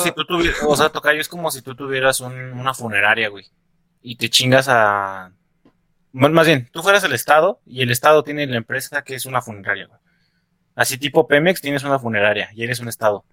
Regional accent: Mexico City, Mexico; accent: chilango; tengo apego por mi pinche acento chilango

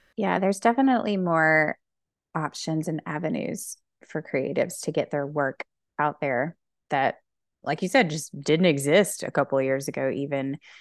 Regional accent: Alabama, United States; I'm from Alabama

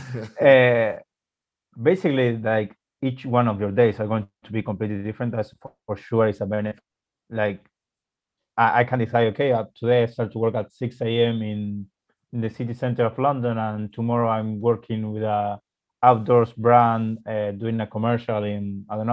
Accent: Argentina; moved away as an adult; in my city, in my hometown city. So I have or used to have an agency in Argentina

